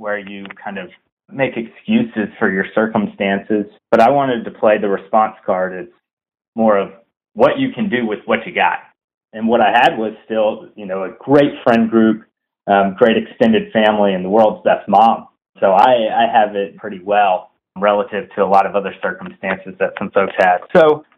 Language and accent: English; North Carolina, United States; So I was born and raised in Whiteboards, North Carolina